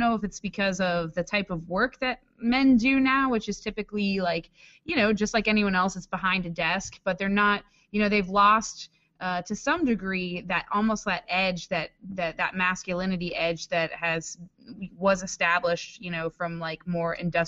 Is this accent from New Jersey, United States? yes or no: no; Washington, District of Columbia, United States; I mean, shit, I'm from Washington D.C. and I know a manicured man when I see it